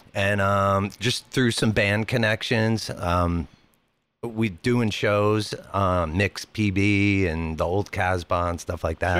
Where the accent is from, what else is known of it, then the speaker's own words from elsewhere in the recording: Jersey Shore, New Jersey, United States; now in San Diego, United States; we grew up on the Jersey Shore, so we were kind of sandwiched in between New York and Philly.